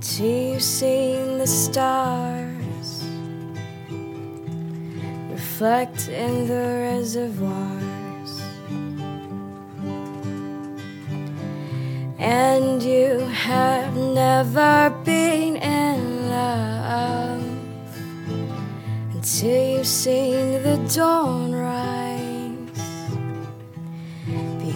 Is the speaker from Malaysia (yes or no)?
yes; Malaysia; moved away; I'm from Malaysia originally. I was born in Borneo, which is the east in a province of Malaysia.